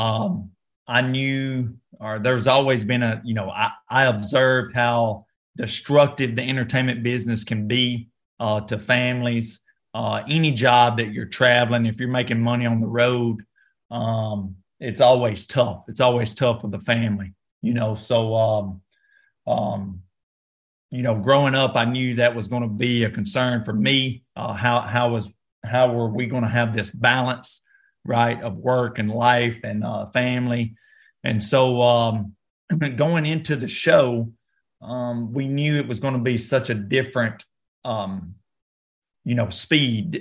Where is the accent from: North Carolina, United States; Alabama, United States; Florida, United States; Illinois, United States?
Alabama, United States; North; I grew up in North Alabama